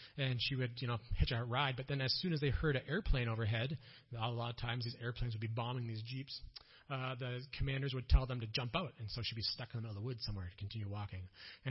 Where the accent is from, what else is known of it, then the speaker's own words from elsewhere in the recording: Minnesota, United States; accent: Minnesotan; first language English; moved away as an adult; now in Germany; I'm Minnesotan.